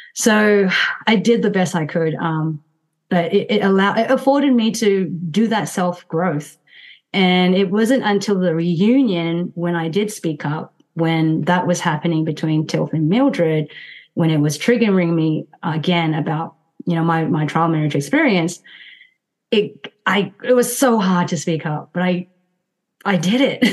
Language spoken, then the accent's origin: English; Myanmar; moved away; went back to my home country which is burma